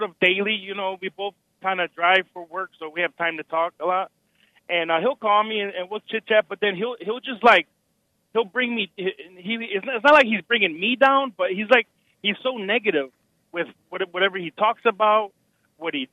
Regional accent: Chicago, Illinois, United States; I'm from Chicago

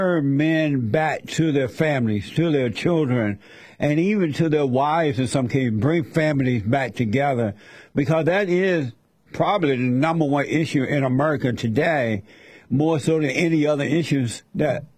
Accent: Alabama, United States; I grew up in Alabama on a plantation under the Jim Crow laws

